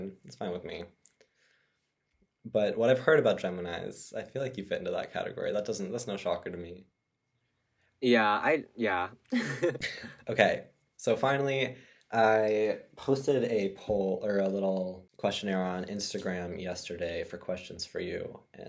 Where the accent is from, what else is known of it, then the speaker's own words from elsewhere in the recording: Colorado, United States; now in New York City, United States; my friends in my hometown